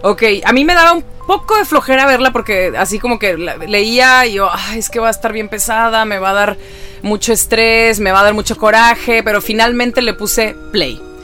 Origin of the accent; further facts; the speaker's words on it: Ciudad Victoria, Tamaulipas, Mexico; yo soy de Ciudad Victoria